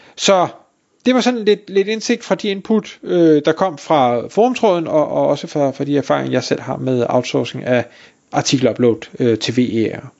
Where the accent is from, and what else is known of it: Denmark